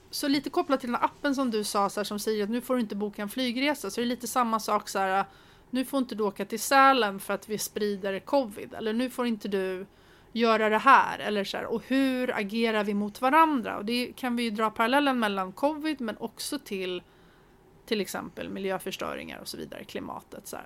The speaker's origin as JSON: {"language": "Swedish", "country": "Sweden", "said": "vi som svenskar är ju ganska förskonade"}